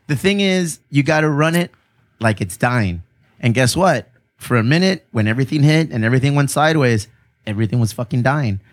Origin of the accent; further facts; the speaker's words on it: Chula Vista, California, United States; We're from Chula Vista